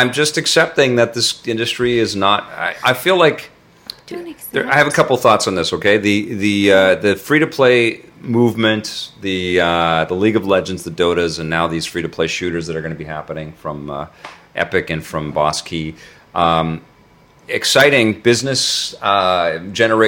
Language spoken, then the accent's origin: English; Canada; I'm Canadian